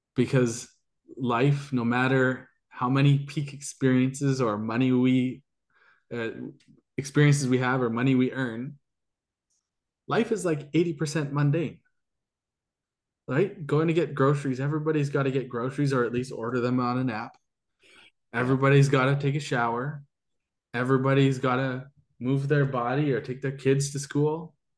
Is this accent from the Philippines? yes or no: no; Canada; I'm Canadian